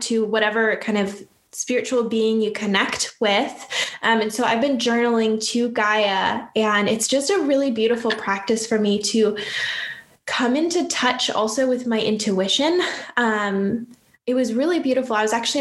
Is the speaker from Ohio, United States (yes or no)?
no; Upper Peninsula of Michigan, United States; I'm actually from the Upper Peninsula of Michigan. So not the mitten part, but the part above that. And I'm from the middle of nowhere, grew up in the woods